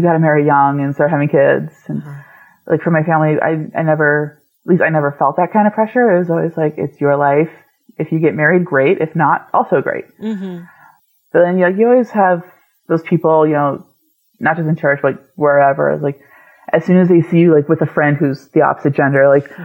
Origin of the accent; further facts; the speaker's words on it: New England, United States; I grew up in New England